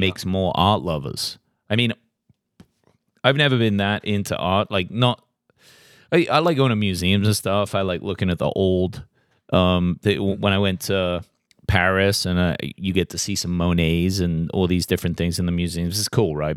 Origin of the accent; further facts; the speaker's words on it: England, United Kingdom; now in Tennessee, United States; growing up in England and moving here